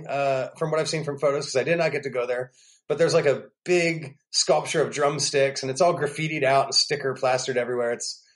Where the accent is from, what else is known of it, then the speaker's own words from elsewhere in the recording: central Pennsylvania, United States; also born or lived in New York City; now in Nashville, United States; You got Philly on one side, you got Pittsburgh on the other, and you have Kentucky in the middle. And that's where I'm from. I'm from the Kentucky in the middle.